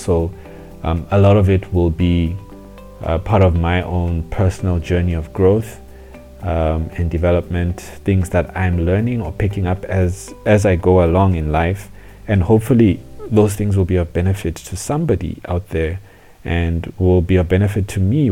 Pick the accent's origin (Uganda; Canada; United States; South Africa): South Africa; also born or lived in Zambia / Johannesburg, South Africa; I grew up in South Africa